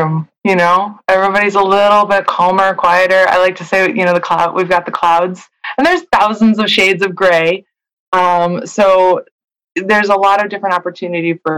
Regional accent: Seattle, Washington, United States; moved away as an adult; now in San Francisco Bay Area, United States; I grew up in Seattle, born and raised. And I've spent the first 25 years of my life there.

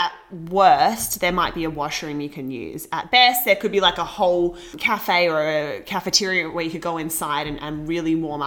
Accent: Australia; now in Vancouver, Canada; me from Australia

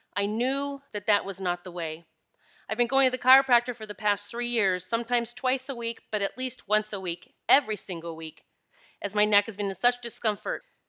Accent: Pennsylvania, United States; I'm from Pennsylvania

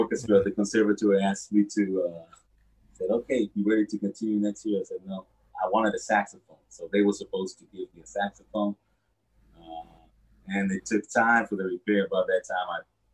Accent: Israel; born or raised there

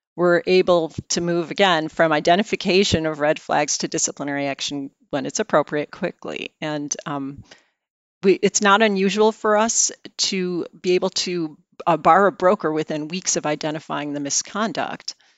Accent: outside of Chicago, Illinois, United States; moved away; I am a Midwesterner, something many people don't know. I grew up outside of Chicago

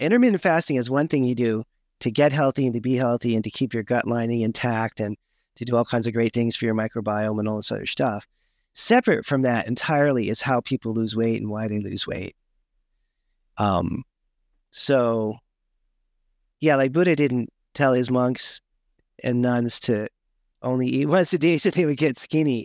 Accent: Berkeley, California, United States; I grew up in Berkeley, California

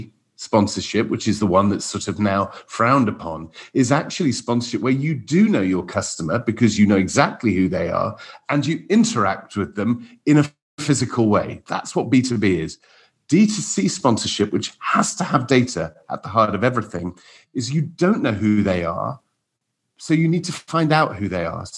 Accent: Wales, United Kingdom; now in London, United Kingdom; as a Welshman

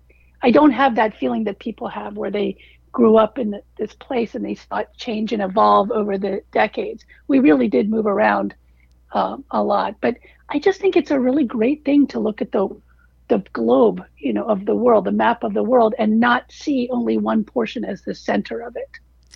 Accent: Washington, District of Columbia, United States; also born or lived in Africa / Pittsburgh / Bangkok; I was born in Africa. We spent about a year in Pittsburgh between Africa and then Bangkok, and then came back eventually to Washington, D.C.

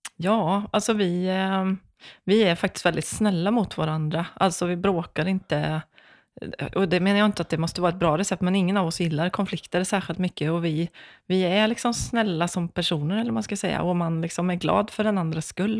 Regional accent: Vara, Västra Götaland, Sweden; moved away as an adult; also born or lived in Skara; now in Gothenburg, Sweden; jag är från Vara

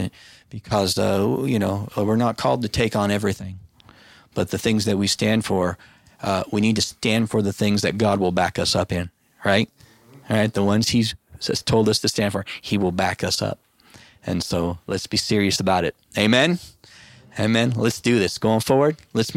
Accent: United States; I'm an American

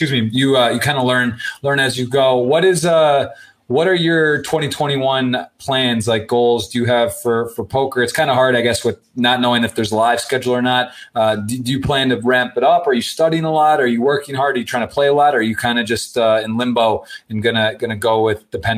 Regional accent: Ann Arbor, Michigan, United States; I was born and raised in Ann Arbor, Michigan

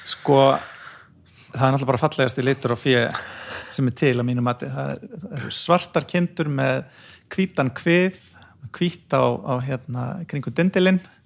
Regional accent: Brúarland, Mýrar, west of Borgarnes, Western Region, Iceland; ég fættur á uppalinn í Sveit á Brúaland og Mýrum, rétt vestafinn Borgarnes

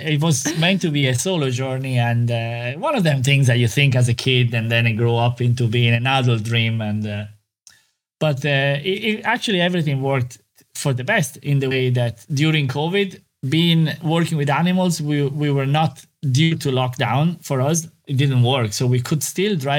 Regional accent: Italy; moved away as an adult; now in Ireland; growing up in Italy

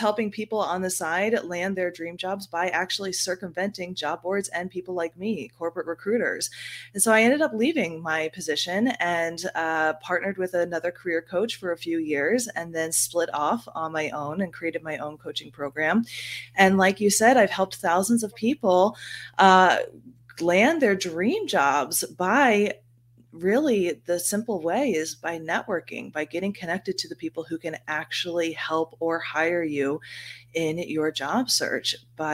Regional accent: United States; moved away as an adult; also born or lived in Philadelphia / South Florida; now in Tennessee, United States; I grew up in the New York, New Jersey area

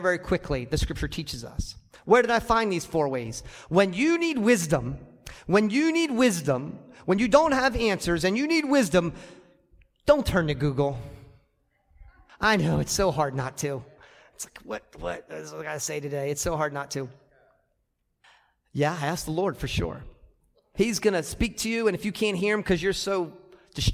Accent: United States; I'm American

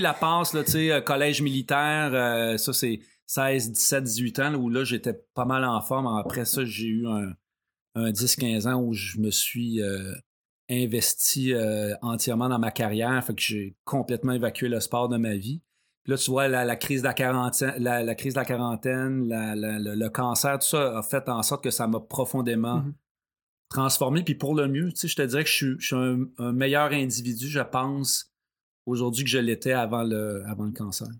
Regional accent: Saint-Ours, Quebec, Canada; je viens de Saint-Ours, donc près de, Sorel

